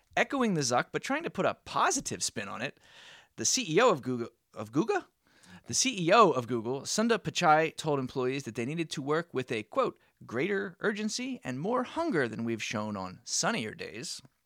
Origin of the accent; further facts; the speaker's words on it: United States; we as the American, uh, population